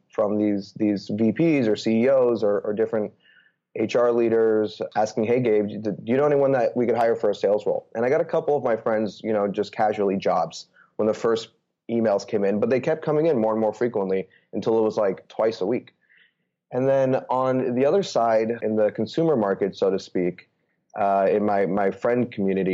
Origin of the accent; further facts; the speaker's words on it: Bay Area, California, United States; moved away as an adult; also born or lived in New York / Chicago / Austin / Los Angeles; I'm actually originally from the Bay Area. Grew up playing sports